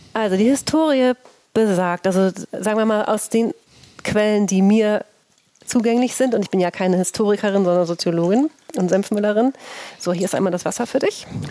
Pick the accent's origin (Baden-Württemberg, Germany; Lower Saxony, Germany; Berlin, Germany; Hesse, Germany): Lower Saxony, Germany; Oldenburg; also born or lived in St. Pauli, Hamburg; now in Hamburg, Germany; Ich bin ja als gebürtige Oldenburgerin, habe ich ja Grünkohl mit der Muttermilch mhm. aufgenommen.